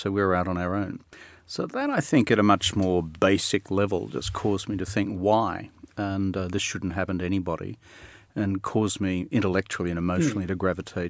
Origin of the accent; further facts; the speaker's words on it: Queensland, Australia; I had a mum who insisted I read books, which was in the state I grew up in Queensland in the 60s and 70s, was almost illegal.